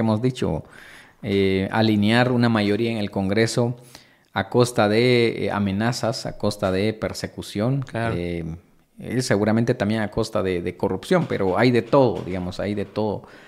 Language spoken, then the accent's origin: Spanish; Guatemala; como guatemaltecos